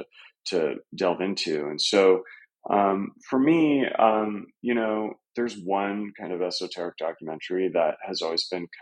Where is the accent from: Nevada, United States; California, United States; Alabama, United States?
California, United States; moved away as an adult; now in New York, United States; I grew up in California in the late 90s